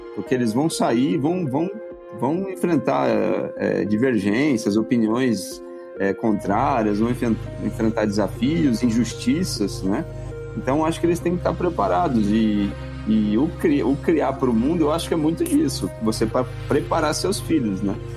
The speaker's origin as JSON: {"language": "Portuguese", "town": "Cruzeiro", "region": "São Paulo", "country": "Brazil", "tie": "born or raised there", "moved": "as an adult", "lives_now": "Brasília, Brazil", "said": "eu sou da Grande Cruzeiro, que é interior de São Paulo"}